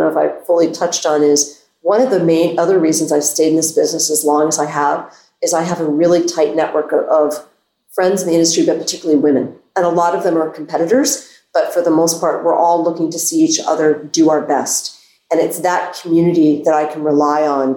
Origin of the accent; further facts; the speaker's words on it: Reston, Virginia, United States; moved away as an adult; also born or lived in Herndon, Virginia; now in Bethesda, United States; growing up in Herndon and Reston, I knew I wanted to be inside the Beltway.